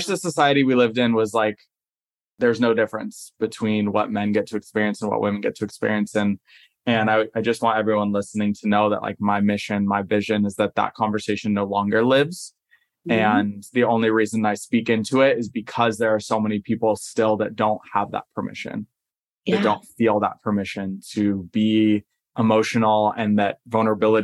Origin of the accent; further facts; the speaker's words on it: Southern California, United States; I grew up in Southern California